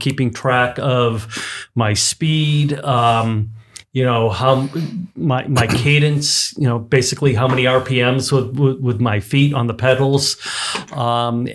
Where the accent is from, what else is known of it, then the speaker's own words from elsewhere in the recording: Weymouth, Massachusetts, United States; moved away as an adult; also born or lived in London / New York City / Los Angeles; now in Seattle, United States; I grew up outside of Boston